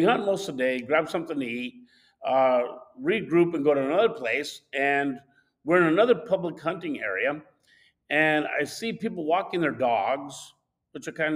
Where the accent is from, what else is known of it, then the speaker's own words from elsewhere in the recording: Southwest, United States; moved away; also born or lived in Arizona; I'm from the Southwest, where hunting deer is totally different.